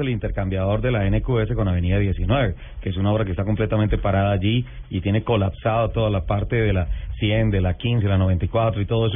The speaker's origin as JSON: {"language": "Spanish", "region": "Bogotá", "country": "Colombia", "said": "como bogotano"}